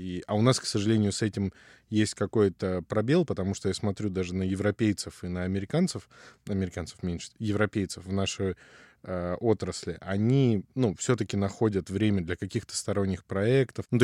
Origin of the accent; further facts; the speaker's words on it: Far East, Russia; also born or lived in Ukraine; Ну смотри, родился я на юге Украины. Так. То есть часть моей идентичности привязана, ну, вот к этим местам довольно крепко. Потом рос на Дальнем Востоке в основном.